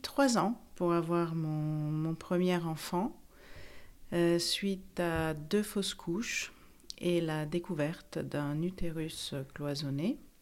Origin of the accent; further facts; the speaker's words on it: Italy; also born or lived in Paris; now in France; j'ai 51 ans, je suis italienne